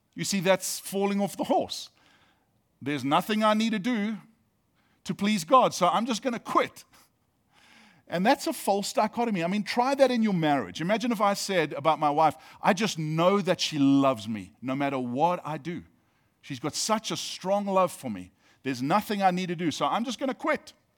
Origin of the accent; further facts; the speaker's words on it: South Africa; now in United States; Being South African actually means that I have dual citizenship.